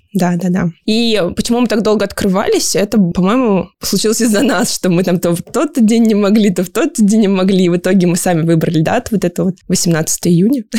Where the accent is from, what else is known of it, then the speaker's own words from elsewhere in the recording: Siberia, Kemerovo Oblast, Russia; moved away as an adult; now in Moscow, Russia; Я родилась в Сибири, в Кемеровской области, поэтому была очень рада, когда открылся паркран в Кемерово, практически в моем родном городе